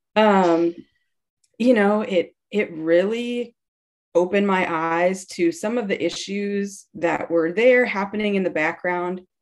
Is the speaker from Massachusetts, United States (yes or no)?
no; Wisconsin, United States; I grew up in Wisconsin